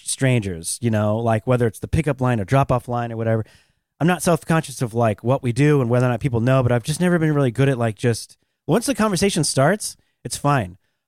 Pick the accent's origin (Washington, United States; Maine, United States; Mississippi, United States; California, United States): Washington, United States; Seattle; I'm from Seattle, so I like all my... I'm a hometown kid, so I like the Seahawks.